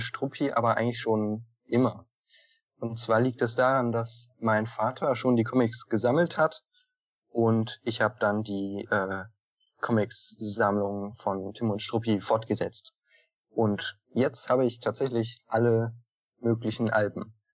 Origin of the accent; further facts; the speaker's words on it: Northern Germany, Germany; Ich komme nämlich aus dem Norden.